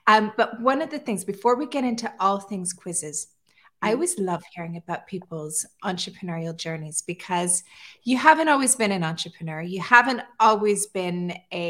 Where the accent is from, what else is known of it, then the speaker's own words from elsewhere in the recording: Calgary, Alberta, Canada; moved away as an adult; now in Dubai, United Arab Emirates; I grew up in Alberta. I grew up in Calgary, which is just south of Edmonton.